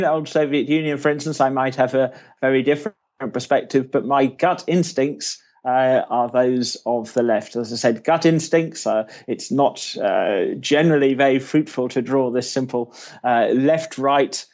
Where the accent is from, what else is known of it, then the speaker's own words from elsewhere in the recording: United Kingdom; accent: British; as you can probably tell from my accent, I'm a Brit myself.